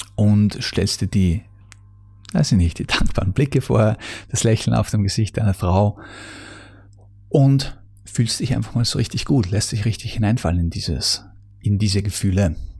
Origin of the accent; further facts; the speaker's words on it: Austria; bei uns in Österreich